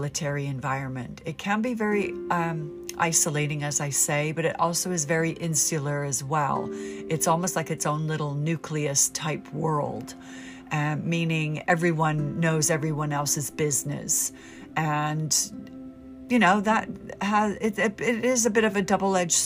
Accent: United States; moved away as an adult; also born or lived in United Kingdom; Being American

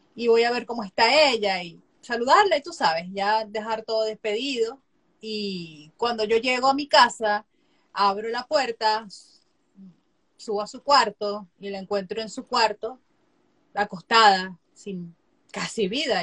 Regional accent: Venezuela; moved away as an adult; now in United States; soy venezolana, soy médico cirujano. Eh, me gradué en el 2017 de médico cirujano en Venezuela, en mi país

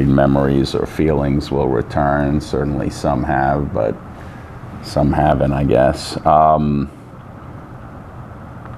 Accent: Long Island, New York, United States; We moved to Long Island. I grew up in Long Island.

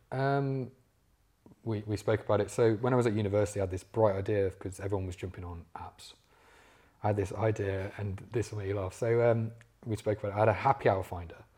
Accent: Leicester, East Midlands, United Kingdom; moved away as an adult; now in London, United Kingdom; I'm from Leicester originally

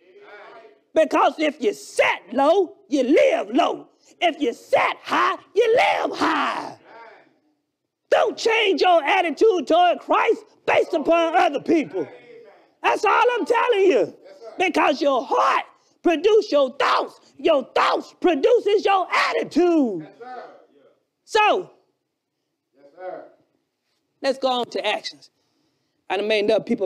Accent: Alabama, United States; accent: Alabama; my Alabama accent

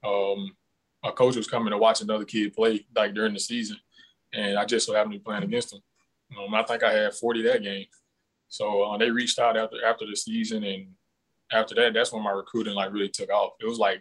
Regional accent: Goodwater, Alabama, United States; moved away as an adult; also born or lived in Kentucky; I come from Goodwater, Alabama, born and raised, maybe like 500-600 people in my town.

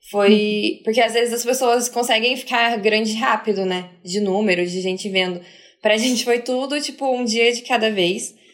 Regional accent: Curitiba, Paraná, Brazil; Porque a gente é de Curitiba. Então a gente já está fora do, do núcleo ali, né?

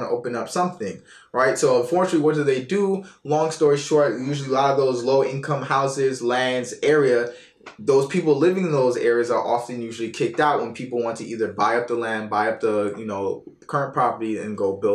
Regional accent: New York, United States; now in Norfolk, United States; we're from New York

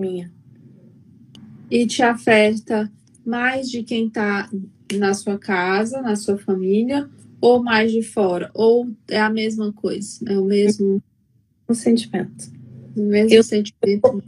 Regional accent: Paranaguá, Paraná, Brazil; Eu sou de Paranaguá, Paraná.

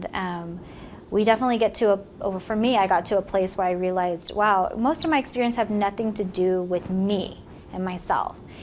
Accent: San Francisco Bay Area, California, United States; moved away as an adult; I'm from the San Francisco Bay Area, from a little town about 50 miles, I guess, east of San Francisco. I actually lived in the Bay Area pretty much all my life, except for the last few years.

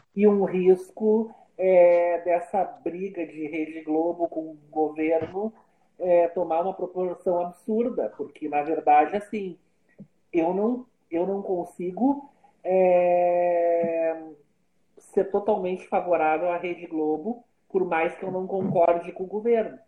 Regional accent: Brazil; eu como brasileiro

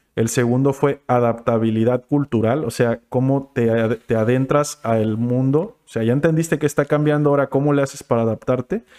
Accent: Acapulco, Guerrero, Mexico; yo crecí en la Colosio y de morro estuve pues por ahí

